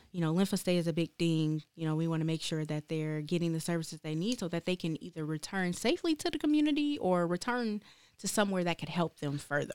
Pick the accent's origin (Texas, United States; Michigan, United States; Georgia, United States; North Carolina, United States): Michigan, United States; Detroit; moved away as an adult; now in Lansing, United States; I'm actually from Detroit, Michigan, born and raised